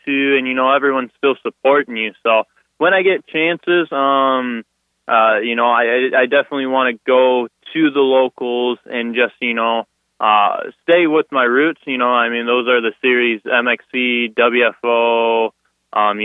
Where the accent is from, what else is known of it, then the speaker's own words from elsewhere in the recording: Sterling, Illinois, United States; I'm from Sterling, Illinois